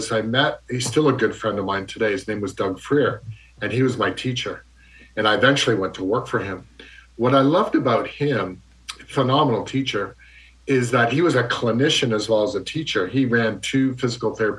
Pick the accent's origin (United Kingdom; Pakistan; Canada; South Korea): Canada; moved away; also born or lived in Ontario; I'm from Canada originally.